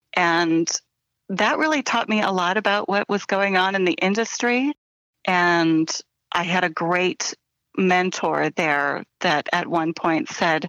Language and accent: English; central and southern Illinois, United States; also born or lived in Bend, Oregon / Hillsboro, Illinois / Carbondale, Illinois; then my mom moved me back to Illinois when I was just a baby. So I was mostly raised in Illinois, in central and southern Illinois.